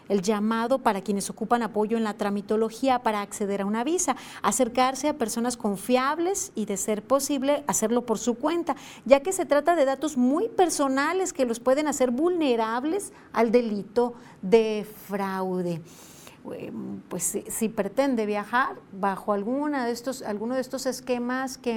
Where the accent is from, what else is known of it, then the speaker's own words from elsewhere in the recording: Colima, Mexico; así como colimenses, mexicanos salen de nuestro país por diferentes motivos